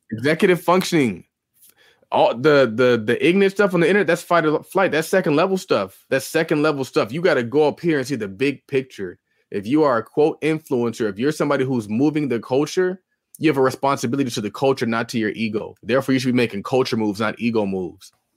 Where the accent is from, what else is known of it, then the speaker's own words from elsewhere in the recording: California, United States; I'm from California